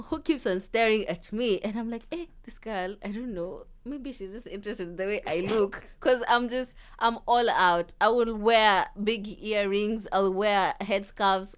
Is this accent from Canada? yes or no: no; Kenya; moved away as an adult; now in Melbourne, Australia; Being Kenyan